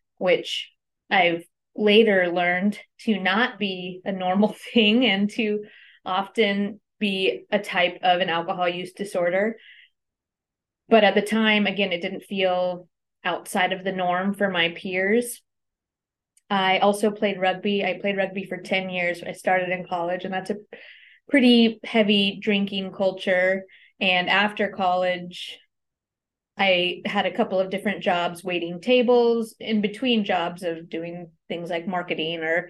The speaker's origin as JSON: {"language": "English", "town": "Anchorage", "region": "Alaska", "country": "United States", "tie": "born or raised there", "said": "I was born and raised here in Anchorage on Dena'ina land."}